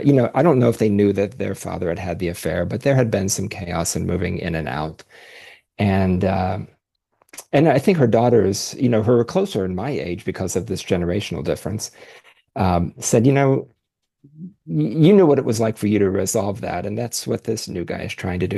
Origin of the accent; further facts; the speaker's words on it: Dayton, Ohio, United States; moved away as an adult; now in Columbus, United States; I was born in Dayton, Ohio, currently live in Columbus.